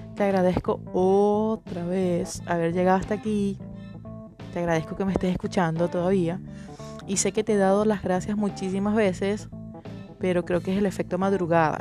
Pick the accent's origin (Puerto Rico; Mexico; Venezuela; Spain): Venezuela; en mi país, en Venezuela